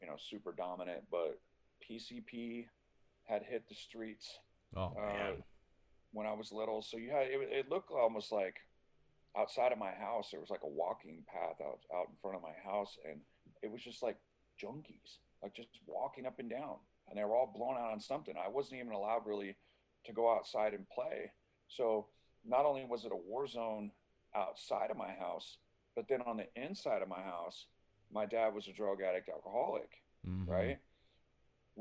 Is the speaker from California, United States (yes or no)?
yes; Fresno, California, United States; also born or lived in Fieldbrook, California; I grew up in Fresno, California